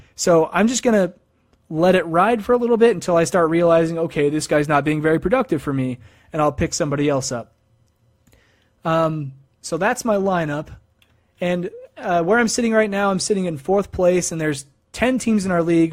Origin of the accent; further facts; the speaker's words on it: Idaho Falls, Idaho, United States; my hometown of Idaho Falls, Idaho